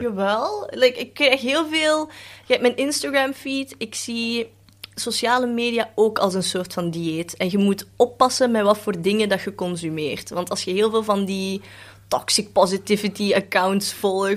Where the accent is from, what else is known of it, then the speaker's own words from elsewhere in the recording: Belgium; first language Cantonese; Dutch is a second language; also born or lived in Netherlands; Ik ben in Nederland geboren en daar wel gewoond, maar dan eigenlijk het merendeel hier opgegroeid